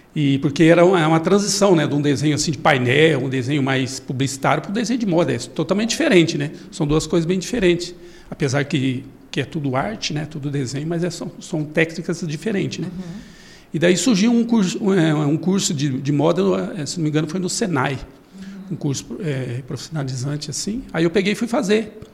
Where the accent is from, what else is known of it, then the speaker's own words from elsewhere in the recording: Bela Vista do Paraíso, Paraná, Brazil; also born or lived in Londrina, Brazil; now in Cascavel, Brazil; Eu nasci ali perto de Londrina, em Bela Vista do Paraíso, mas eu, eu comecei minha carreira em Londrina